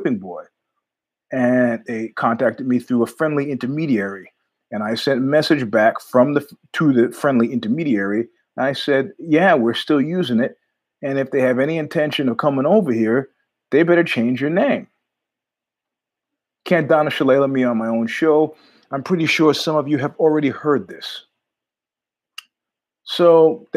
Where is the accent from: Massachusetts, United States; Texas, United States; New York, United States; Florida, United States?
New York, United States; I'm from New York